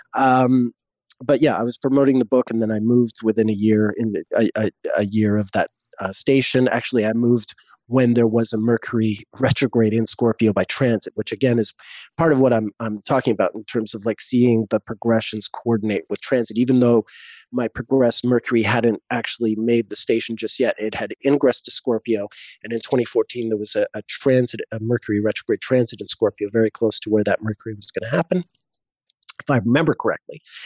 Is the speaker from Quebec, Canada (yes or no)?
yes; Montreal, Quebec, Canada; moved away as an adult; also born or lived in Vancouver; now in Cape Town, South Africa; I moved from Montreal, my hometown, to Vancouver